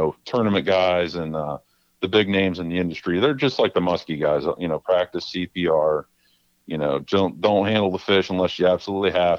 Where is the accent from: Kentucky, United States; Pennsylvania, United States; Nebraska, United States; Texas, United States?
Pennsylvania, United States; Beaver County; also born or lived in Utica area, New York; Grew up there till I was about 5 or so. And then we moved to Beaver County when I was about 5 years old